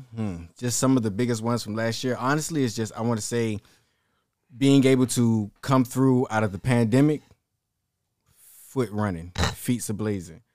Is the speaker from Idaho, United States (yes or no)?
no; Savannah, Georgia, United States; also born or lived in Sumter, South Carolina; I was raised in Savannah, Georgia